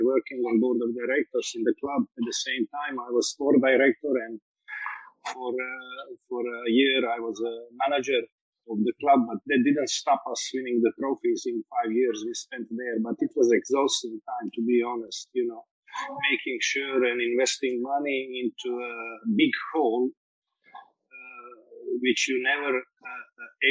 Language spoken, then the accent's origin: English; Metković, Dubrovnik-Neretva County, Croatia; moved away as an adult; also born or lived in Split / England; I started in my hometown, Metković, which is just like 100 kilometers away from Split